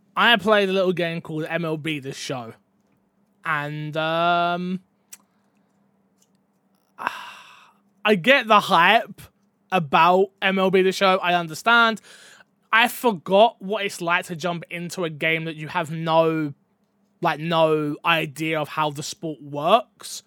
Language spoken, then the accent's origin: English; England, United Kingdom; as a, a British man, as an English man